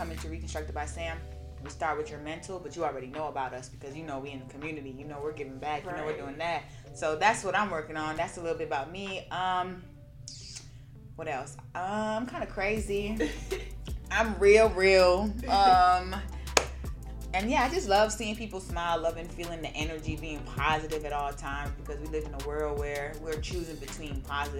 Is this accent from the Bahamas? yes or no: yes; Nassau, Bahamas; moved away; also born or lived in Gwinnett, Georgia; I'm from Nassau, Bahamas